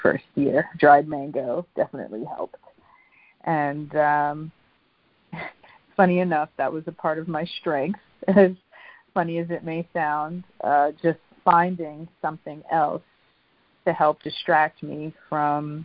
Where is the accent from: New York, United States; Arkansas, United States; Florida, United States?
New York, United States; New York City; I grew up in Brooklyn as an only child in the 80s and 90s